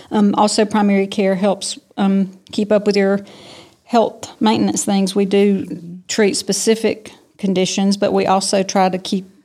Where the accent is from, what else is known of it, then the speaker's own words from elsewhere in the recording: Tifton, Georgia, United States; also born or lived in Athens, Georgia / Valdosta, Georgia / Macon, Georgia / Savannah, Georgia; I'm from Tifton. Uh, we moved here. I moved back here when I was seven. My dad is from here. Okay. He was born and raised here. And so when he graduated from dental school, we moved home. And so I've been here ever since.